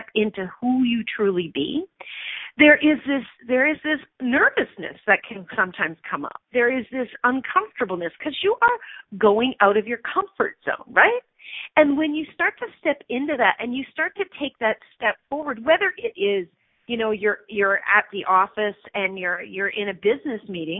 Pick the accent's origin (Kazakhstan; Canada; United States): Canada; I'm a Canadian citizen, not a U.S. citizen